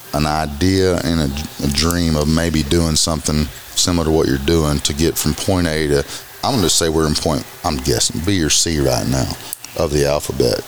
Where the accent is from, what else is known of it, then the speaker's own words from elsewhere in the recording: Arkansas, United States; As redneck as we are from Arkansas